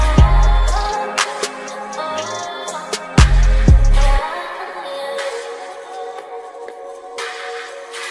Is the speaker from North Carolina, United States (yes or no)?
no; Natchez, Mississippi, United States; I'm from Mississippi